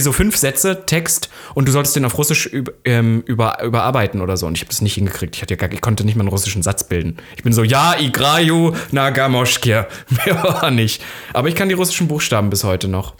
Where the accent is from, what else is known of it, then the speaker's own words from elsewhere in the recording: Saxony-Anhalt, Germany; da, wo ich herkomme, vor allem Sachsen-Anhalt